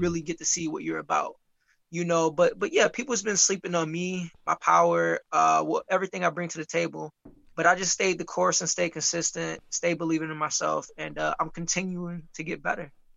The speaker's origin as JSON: {"language": "English", "town": "Muskegon", "region": "Michigan", "country": "United States", "said": "I'm from Muskegon"}